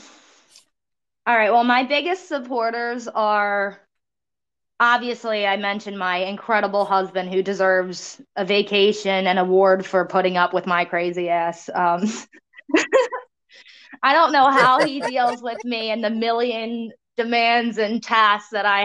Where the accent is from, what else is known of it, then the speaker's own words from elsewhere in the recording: Cape May, New Jersey, United States; the town I grew up in Cape May